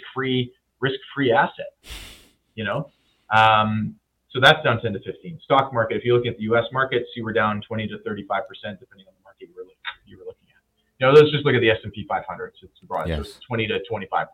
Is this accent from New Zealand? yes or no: no; Winnipeg, Manitoba, Canada; I'm from Winnipeg